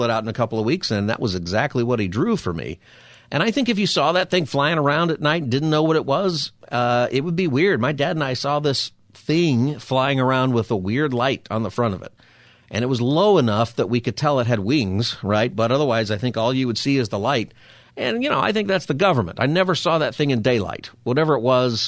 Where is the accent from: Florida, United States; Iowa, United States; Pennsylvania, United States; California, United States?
California, United States; Palmdale; I grew up in Palmdale, and I grew up pretty close to Plant 42